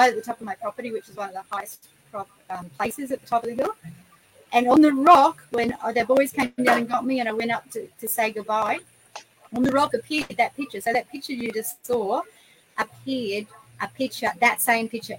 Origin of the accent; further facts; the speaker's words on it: Mundi, Queensland, Australia; also born or lived in Brisbane; I was born and bred in Mundi, went to Mundi school, never thought I'd ever come back